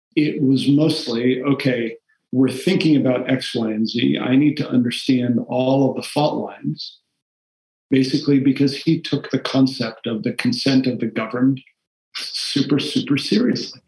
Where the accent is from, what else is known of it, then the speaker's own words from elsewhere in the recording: Taunton, Massachusetts, United States; first language Portuguese; English is a second language; I grew up in Taunton in the middle of a Portuguese immigrant community.